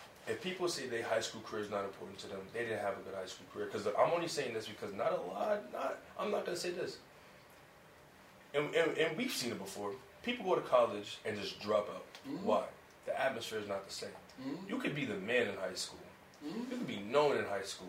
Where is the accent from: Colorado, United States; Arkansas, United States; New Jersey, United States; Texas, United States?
New Jersey, United States; Paxton; also born or lived in Pennsylvania; I'm from Paxton, New Jersey